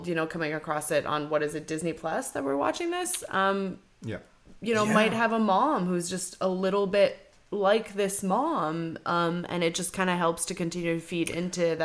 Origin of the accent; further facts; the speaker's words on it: Montreal, Quebec, Canada; now in Kelowna, Canada; I come from Montreal